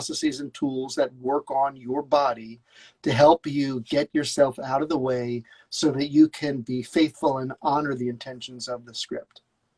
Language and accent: English; Scotland, United Kingdom; accent: Scottish; and then I would have to counter with my brilliant Scottish accent.